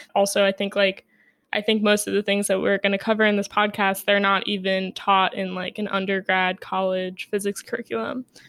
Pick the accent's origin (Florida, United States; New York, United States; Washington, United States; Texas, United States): New York, United States; New York City; I grew up in New York City